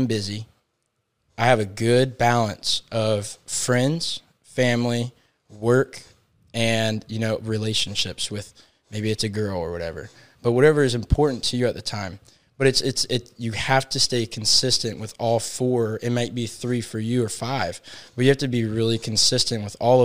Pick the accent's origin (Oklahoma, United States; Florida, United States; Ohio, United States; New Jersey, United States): Florida, United States; Winter Haven; also born or lived in Tallahassee, Florida; I'm born and raised in Winter Haven